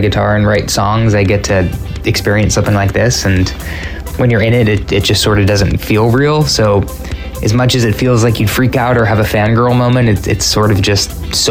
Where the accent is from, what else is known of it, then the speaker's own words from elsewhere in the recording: California, United States; we are from California